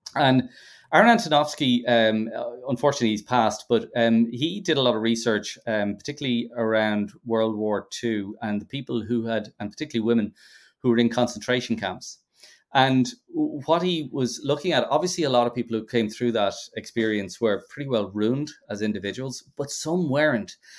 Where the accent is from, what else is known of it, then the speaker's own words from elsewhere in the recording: Ireland; being Irish